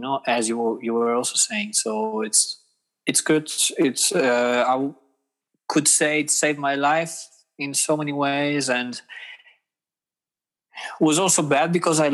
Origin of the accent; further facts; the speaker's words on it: Rimini, Emilia-Romagna, Italy; English is a second language; moved away as an adult; now in Hamburg, Germany; I'm from Rimini, from Emilia Romagna.